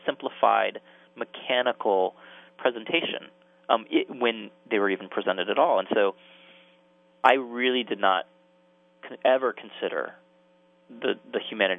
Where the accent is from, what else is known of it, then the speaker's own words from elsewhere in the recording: United States; also born or lived in Jerusalem; as an American Jew growing up